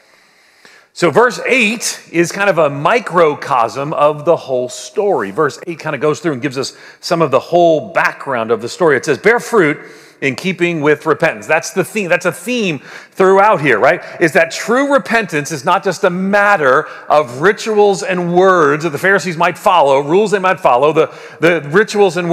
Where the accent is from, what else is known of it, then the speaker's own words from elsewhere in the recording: Long Island, New York, United States; growing up in Long Island